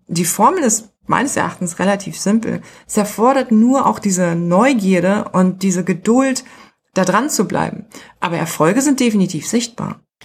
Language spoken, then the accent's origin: German; Germany; Ich bin Deutsche.